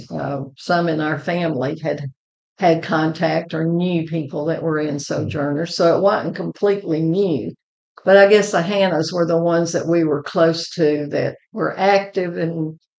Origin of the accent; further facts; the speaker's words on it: Shreveport, Louisiana, United States; moved away as an adult; now in Moulton, United States; I grew up in Shreveport, Louisiana, but when I married Larry, I became an Alabama girl.